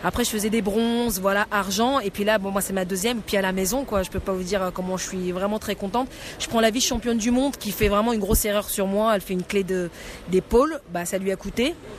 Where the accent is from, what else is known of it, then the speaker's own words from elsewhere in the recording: Morocco; je suis marocaine